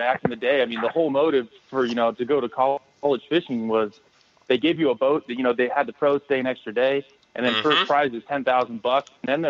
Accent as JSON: {"language": "English", "region": "Northern California", "country": "United States", "tie": "born or raised there", "also_born_or_lived": "Oregon", "said": "growing up in Northern California"}